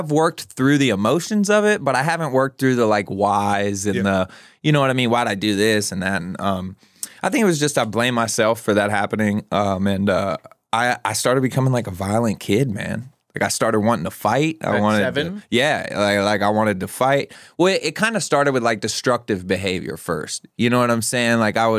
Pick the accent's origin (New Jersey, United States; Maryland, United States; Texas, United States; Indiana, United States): Maryland, United States; So Southern Maryland, it's in Maryland, about an hour and a half outside of Baltimore. Honestly, a pretty rural community